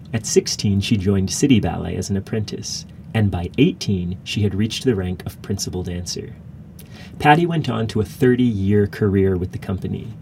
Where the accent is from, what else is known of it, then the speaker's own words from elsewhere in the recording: Charlotte, North Carolina, United States; moved away; my hometown of Charlotte, North Carolina.